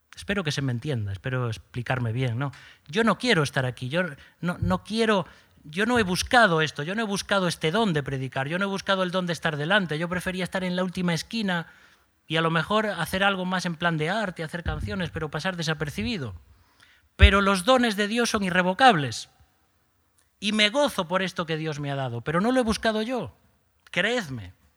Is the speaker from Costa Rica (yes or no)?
no; Galicia, Spain; Somos gallegos